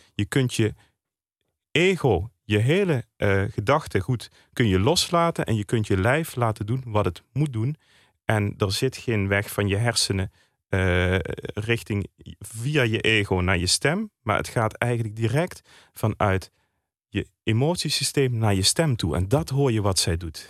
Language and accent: Dutch; Landgraaf, Limburg, Netherlands; Ik kom uit Landgraaf.